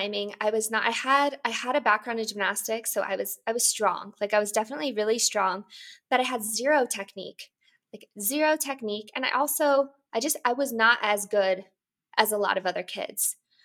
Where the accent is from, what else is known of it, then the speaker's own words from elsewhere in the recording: Boulder, Colorado, United States; I grew up in Boulder, Colorado